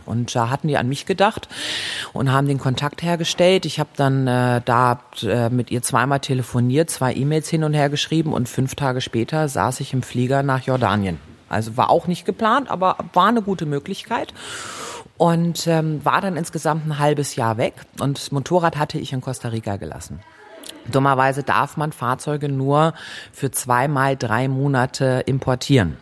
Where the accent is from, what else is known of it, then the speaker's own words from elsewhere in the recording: Germany; ich komme aus Deutschland und ich bin 30, 29 Jahre alt